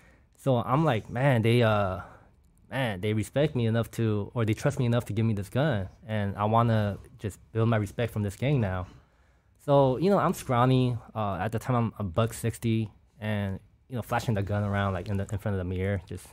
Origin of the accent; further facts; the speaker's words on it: California, United States; even growing up in Orange County, I used to get taxed a lot by outlaws, you know.